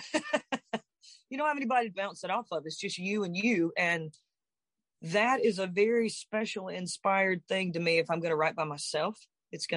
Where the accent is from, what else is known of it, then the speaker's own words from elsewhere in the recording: the South, United States; I'm from South